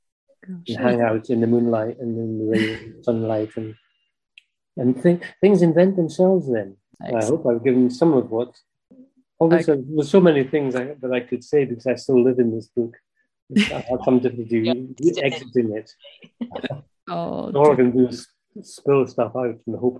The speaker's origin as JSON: {"language": "English", "town": "Anstruther", "region": "Scotland", "country": "United Kingdom", "tie": "born or raised there", "said": "I was born and brought up in Anstruther, near St Andrews."}